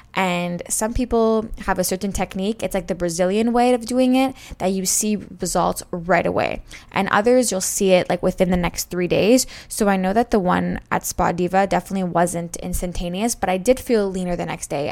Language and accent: English; Montreal, Quebec, Canada; I'm from Montreal, Canada